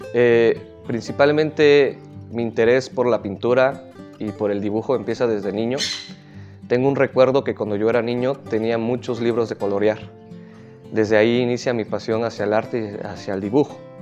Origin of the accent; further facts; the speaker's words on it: San Dionisio Ocotlán, Oaxaca, Mexico; mi pueblo es muy pequeño